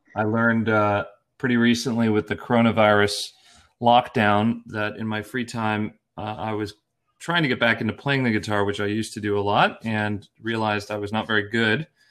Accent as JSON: {"language": "English", "town": "Erie", "region": "Pennsylvania", "country": "United States", "moved": "yes", "lives_now": "Portland, United States", "said": "I'm from Erie, Pennsylvania originally, a small town in the northwest corner of Pennsylvania"}